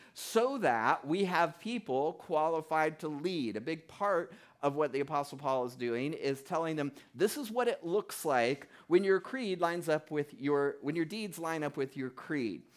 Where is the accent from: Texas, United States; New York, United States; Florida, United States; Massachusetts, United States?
Florida, United States; South; moved away as an adult; now in New Hampshire, United States; I grew up in South Florida